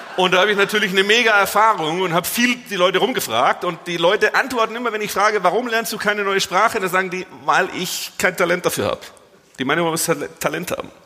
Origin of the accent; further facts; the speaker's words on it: Swabia, Germany; moved away as an adult; now in Dortmund, Germany; Gebürtiger Schwabe